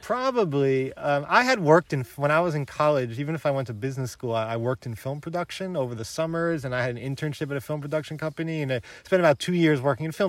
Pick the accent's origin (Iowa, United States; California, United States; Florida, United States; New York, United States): New York, United States; New York City; moved away as an adult; also born or lived in Bronx / Baltimore; now in Paris, France; I'm a New Yorker. I grew up with Trump. I'm from Queens.